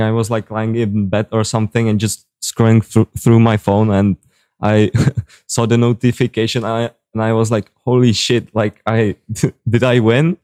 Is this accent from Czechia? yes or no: yes; Czechia; first language Czech; English is a second language; I'm from the Czech Republic